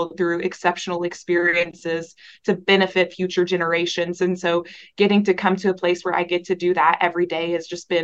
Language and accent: English; close to Little Rock, Arkansas, United States; moved away as an adult; now in Wichita, United States; I am actually originally from Arkansas, born and raised there, close to Little Rock.